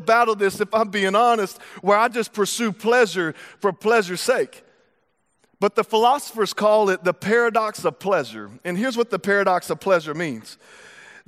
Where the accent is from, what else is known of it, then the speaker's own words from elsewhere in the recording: Texas, United States; I'm from Texas